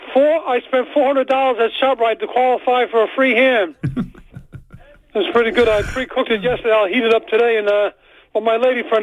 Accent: Waretown, New Jersey, United States; my hometown, Weartown.

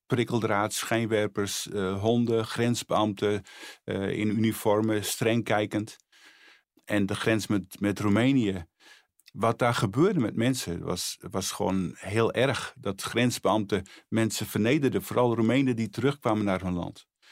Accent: Friesland, Netherlands; moved away as an adult; also born or lived in Bolsward / Sneek; now in Harderwijk, Netherlands; Ik ben eh, geboren in Friesland, woon nu eh, al eh, sinds 1978 in, in Harderwijk.

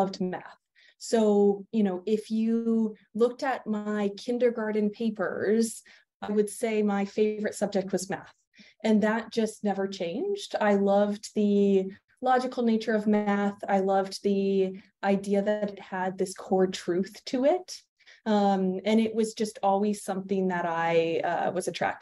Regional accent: East Bay, Bay Area, California, United States; also born or lived in Massachusetts / Georgia; now in Seattle, United States; I grew up in the Bay Area, in the East Bay.

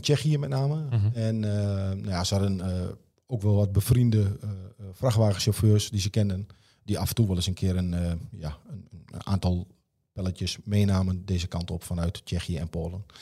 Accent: Netherlands; we zijn Nederlanders

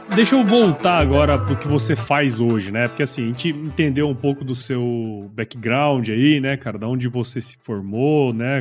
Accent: Mato Grosso, Brazil; moved away as an adult; also born or lived in Piracicaba, São Paulo / São Paulo; Eu sou de Mato Grosso

